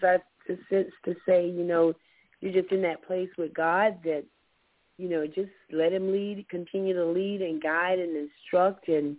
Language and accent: English; Florida, United States; now in Georgia, United States; I mean, I'm from Florida, of course, but being here in Georgia, it's been really weird.